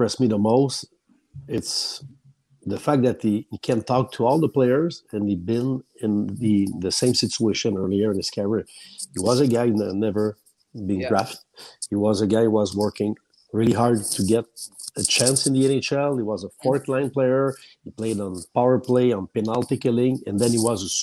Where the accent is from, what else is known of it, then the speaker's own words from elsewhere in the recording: Shawinigan, Quebec, Canada; accent: Shawinigan; English is a second language; my accent from Shawinigan, and I know my English is far from perfect